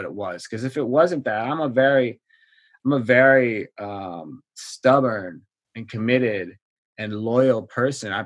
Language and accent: English; Wisconsin, United States; moved away as an adult; also born or lived in Kansas City; now in Washington, D.C., United States; I grew up in Wisconsin, and I went to school near Kansas City.